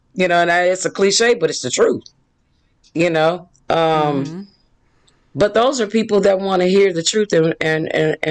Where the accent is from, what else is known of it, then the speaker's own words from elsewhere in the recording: Indianapolis, Indiana, United States; moved away as an adult; also born or lived in Mississippi; now in Atlanta, United States; family moved to Indianapolis